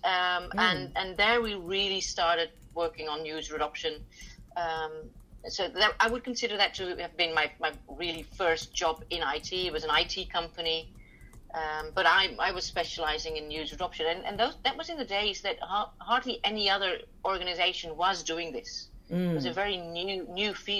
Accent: Hoofddorp, North Holland, Netherlands; I grew up in Hoofddorp

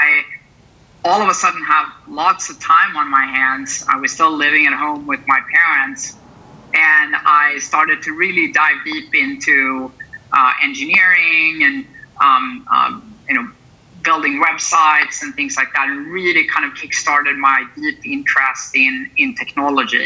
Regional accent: Sweden; moved away as an adult; now in San Francisco, United States; I'm originally from Sweden, which is a small country in the far north, quite far from where I am today in San Francisco, California

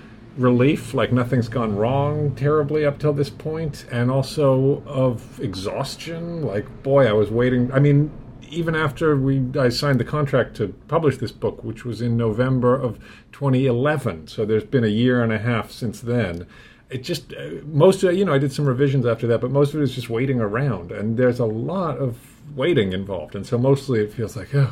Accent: London, United Kingdom; moved away as an adult; now in United States; I was born in London, England, which is in Britain.

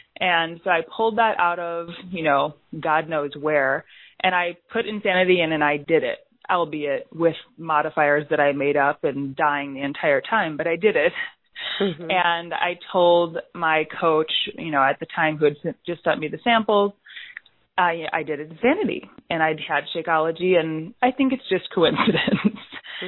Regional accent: suburbs of Chicago, Illinois, United States; Suburbs of Chicago, Illinois. Oh, okay. Born and raised here.

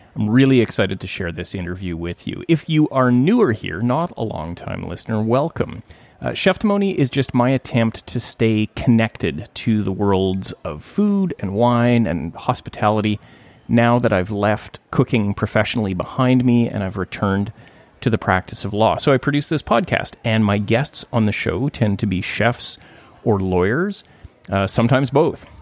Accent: Gibsons, British Columbia, Canada; I've just joined recently a little pipe band here in my hometown of Gibson's

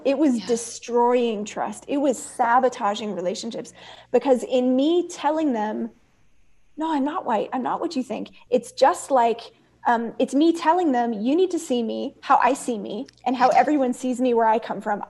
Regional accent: Oakland, California, United States; also born or lived in Castro Valley, California / Soweto, South Africa; growing up in East Oakland and ministry in East Oakland

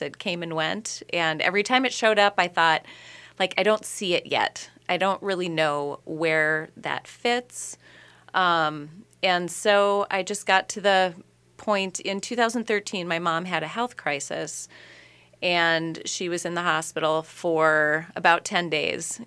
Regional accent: Minneapolis–Saint Paul, Minnesota, United States; born in the Twin Cities

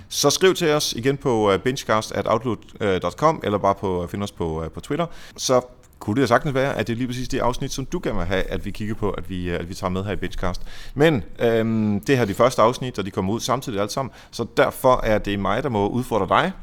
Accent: Denmark

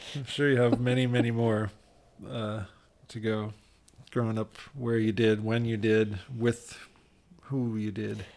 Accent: Ann Arbor, Michigan, United States; I grew up in Ann Arbor, which is about as liberal as you can get

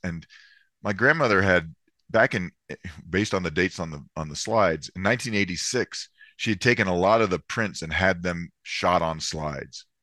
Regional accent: Florida, United States; I grew up in Florida

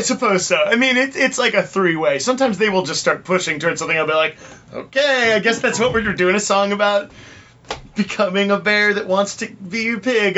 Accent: Orange County, California, United States; moved away as an adult; now in Los Angeles, United States

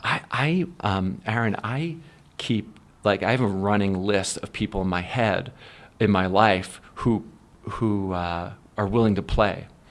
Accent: Philadelphia, Pennsylvania, United States; also born or lived in Warminster, Pennsylvania; growing up in Philly

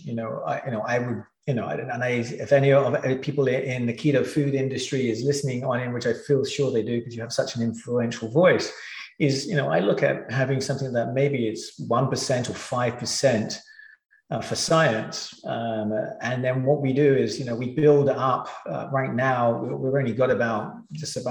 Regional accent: England, United Kingdom; I grew up in England.

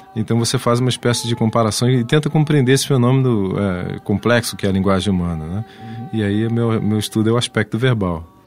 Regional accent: Brazil; also born or lived in Germany / Portugal

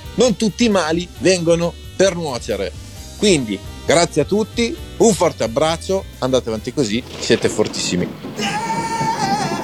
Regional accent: Somaglia, Lombardy, Italy; Sono di Somalia, paesino vicino Codogno

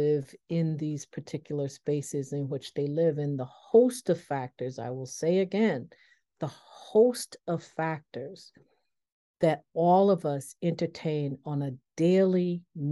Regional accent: Buffalo, New York, United States; also born or lived in the South, United States; now in Washington, D.C. area, United States; a product of the Northeast, being growing up in Buffalo

